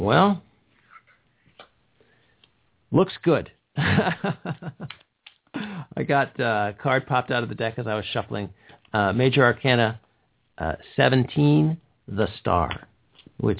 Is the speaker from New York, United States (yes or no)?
yes; Schenectady, New York, United States; moved away; I'm a native of upstate New York